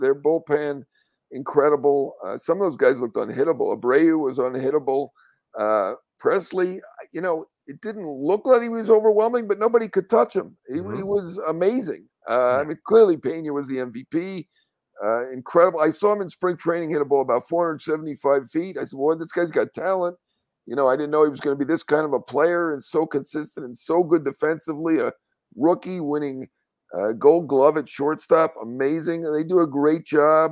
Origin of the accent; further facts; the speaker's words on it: New York, United States; as a New Yorker